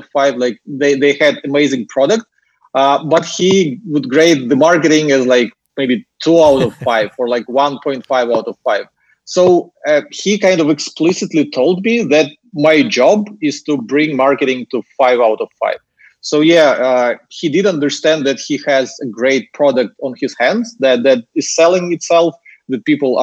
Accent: Ukraine; accent: Russian/Ukrainian; English is a second language; moved away as an adult; now in Singapore; as you can hear from my accent, I'm not native English speaker, so I was born and raised in Ukraine

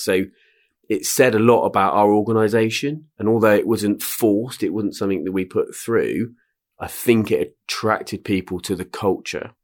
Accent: Swindon, South West England, United Kingdom; I'm, uh, born and bred in Swindon, Wiltshire

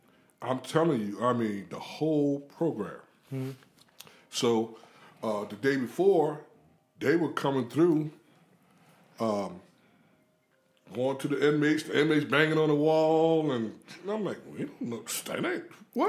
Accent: Philadelphia, Pennsylvania, United States; I grew up in Philadelphia.

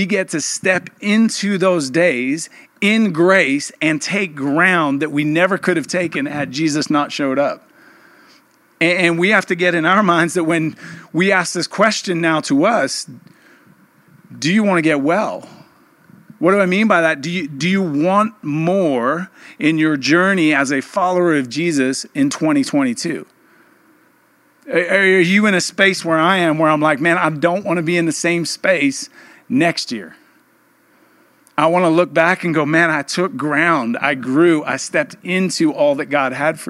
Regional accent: England, United Kingdom; moved away; I'm from England, we call it Boxing Day

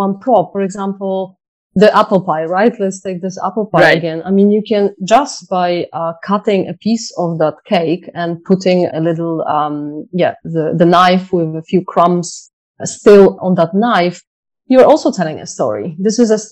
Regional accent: Poland; moved away; I'm from Poland, so mushroom picking is something that we used to do a lot as children

